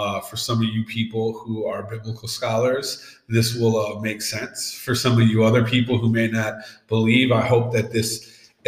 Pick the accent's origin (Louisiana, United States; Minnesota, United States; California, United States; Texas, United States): Minnesota, United States; Saint Paul; I growing up in East St. Paul